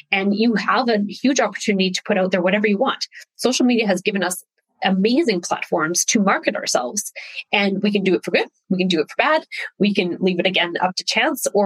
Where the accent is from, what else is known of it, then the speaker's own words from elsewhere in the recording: Saskatchewan, Canada; Uh, I'm Canadian. My dad was an RCMP, so a Mountie. So that means we I grew up all over Canada because his generation of police officer was transferred a lot, settling in Saskatchewan